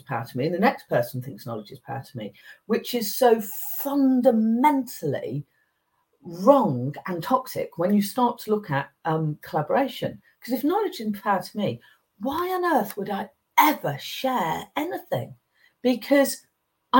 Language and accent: English; England, United Kingdom; I grew up in England